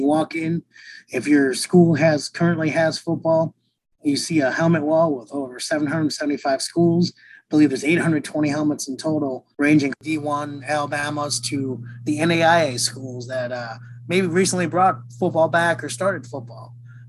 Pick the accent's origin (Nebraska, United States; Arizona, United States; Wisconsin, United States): Wisconsin, United States; growing up in Wisconsin.